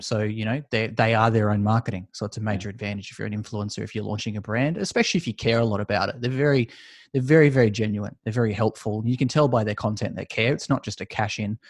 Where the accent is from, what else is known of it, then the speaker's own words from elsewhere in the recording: Australia; judging by my accent, you could probably tell I'm from Australia.